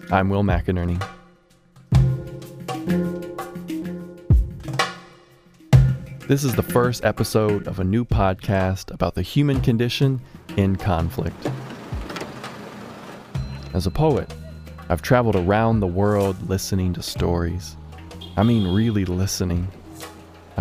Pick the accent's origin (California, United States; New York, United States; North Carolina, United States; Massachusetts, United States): North Carolina, United States; Chapel Hill; I'm from Chapel Hill. I live a mile from the crime scene